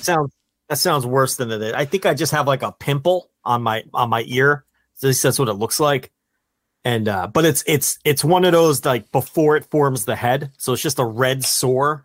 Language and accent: English; New Jersey, United States; I'm from Jersey. I know every hustle